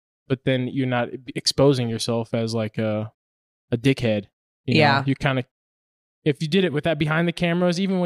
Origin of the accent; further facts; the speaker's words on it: Dallas, Texas, United States; growing up in Dallas